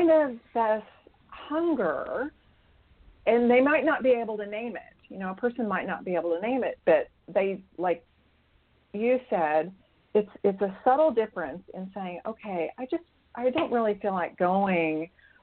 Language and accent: English; Bethany, Oklahoma, United States; I was raised in Bethany, Oklahoma, which is really Oklahoma City